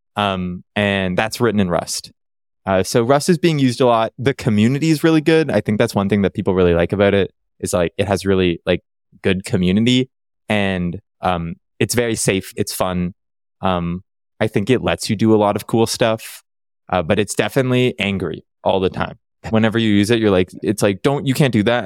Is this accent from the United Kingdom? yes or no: no; Toronto, Ontario, Canada; now in Vancouver, Canada; I grew up in Ontario, Toronto, the, the one city people know.